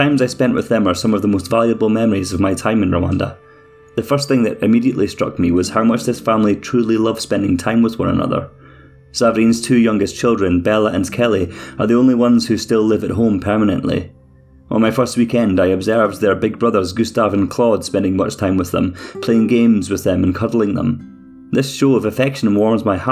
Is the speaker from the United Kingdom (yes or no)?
yes; Scotland, United Kingdom; accent: Scottish; my Scottish accent